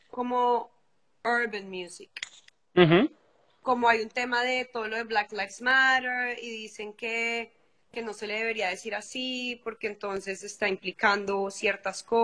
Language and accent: Spanish; Bogotá, Colombia; moved away as an adult; also born or lived in London / Los Angeles; now in Madrid, Spain; Bueno, pues yo soy de Colombia